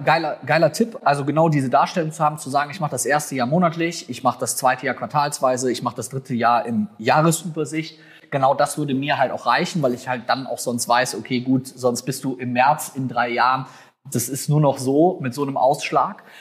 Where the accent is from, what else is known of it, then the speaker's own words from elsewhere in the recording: North Rhine-Westphalia, Germany; bei uns in Nordrhein-Westfalen